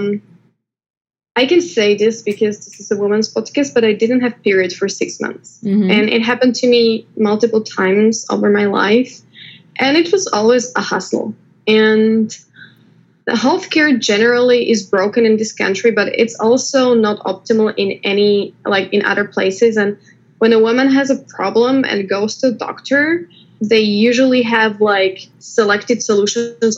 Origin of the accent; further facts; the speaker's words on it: Slovakia; moved away as an adult; also born or lived in China / Taiwan / London; now in United States; I was born in Slovakia. I came to the United States with my husband, who got a job here.